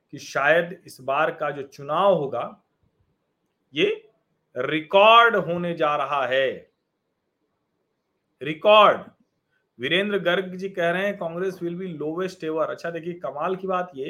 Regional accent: Prayagraj, Uttar Pradesh, India; मैं तो प्रयाग का रहने वाला हूं मैं आपको बताऊं हमारा दारागंज घर है

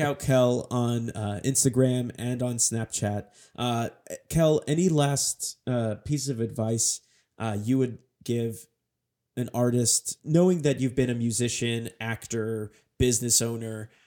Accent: Northern California, United States; we're both from Northern mm-hmm. California

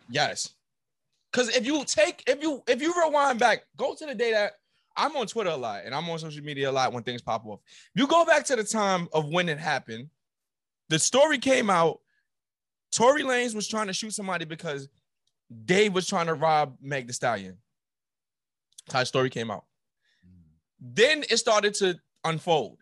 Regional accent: New York City, New York, United States; I'm from New York, but I went to a school

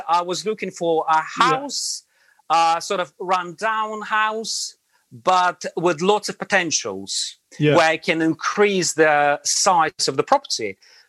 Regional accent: Latvia; English is a second language; moved away as an adult; now in London, United Kingdom; I was born in Latvia. And so I went to school, I went to college, then I went to army, military service. And after military service, I worked for about 2.5-3 years in Latvia.

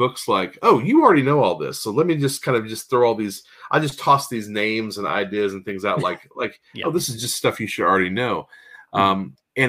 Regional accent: Arkansas, United States; moved away; also born or lived in Philadelphia / California; I was born in Philadelphia, but raised in Arkansas. But I did live in California for several years

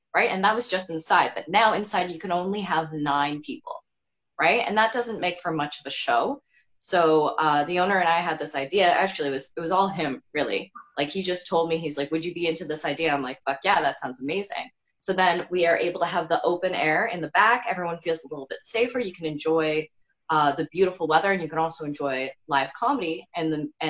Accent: Burlington, Ontario, Canada; I'm from Burlington, that's how everyone is there.

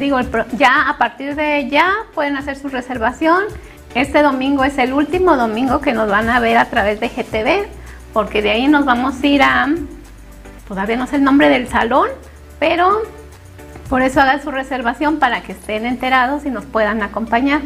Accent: Mexico City, Mexico; moved away; Yo sola me iba al mandado a los ocho años, soy de la Ciudad de México

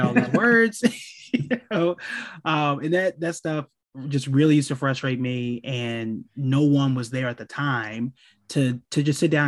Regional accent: Oklahoma, United States; I'm from Oklahoma

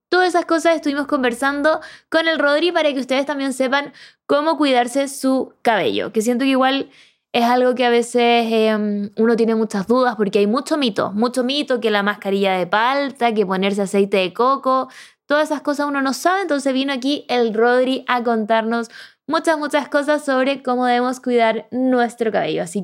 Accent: Córdoba, Argentina; Yo soy de Córdoba y les doy la bienvenida a este podcast

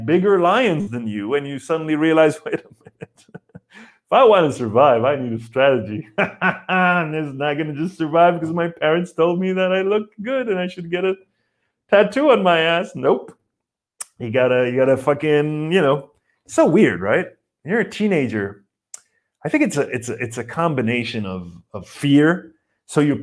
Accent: Israel; moved away; I grew up in Israel and my mom is Polish

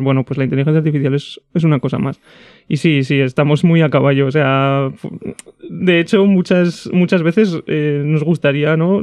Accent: Zaragoza, Aragon, Spain; yo soy de Zaragoza desde chiquitín

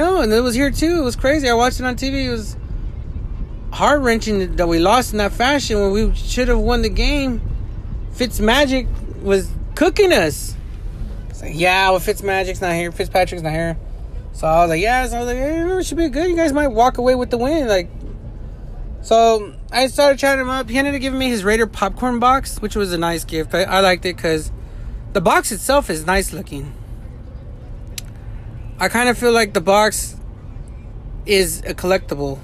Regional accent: Los Angeles, California, United States; I come from

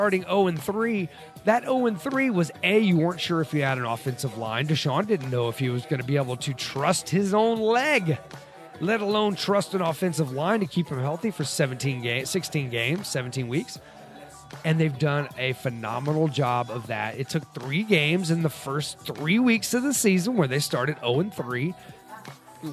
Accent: Houston, Texas, United States; also born or lived in San Diego; the old school football that I grew up with here in Houston

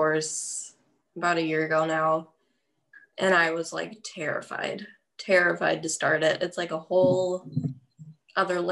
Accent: Franklin, Wisconsin, United States; also born or lived in Illinois / West Allis, Wisconsin; They moved to the Great West Allis, lived there till I was like five. And then they moved to Franklin. And so like I went to Franklin High School.

